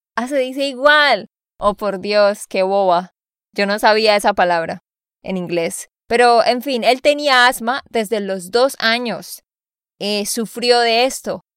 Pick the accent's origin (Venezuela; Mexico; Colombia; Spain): Colombia; Santander; de Santander, Colombia